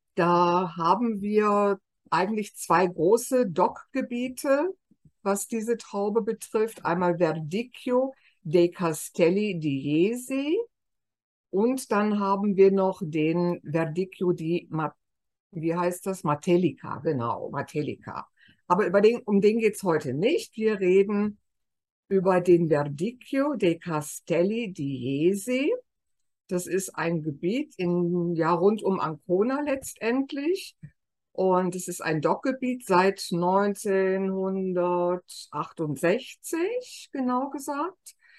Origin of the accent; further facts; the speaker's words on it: Germany; wir immer so sagen als Deutsche